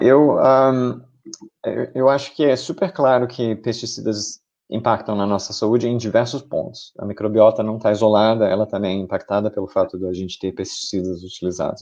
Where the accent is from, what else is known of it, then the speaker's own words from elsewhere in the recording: Brazil; como brasileiro aqui no, no, no Brasil